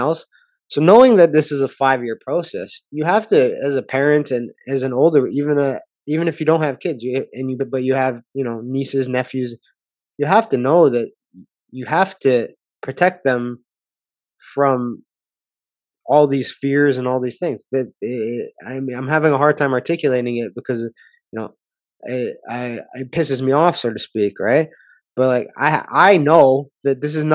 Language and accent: English; Canada; being a Canadian